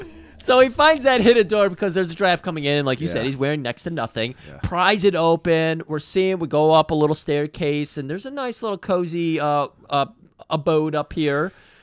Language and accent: English; Midwest, United States; I'm from the Midwest.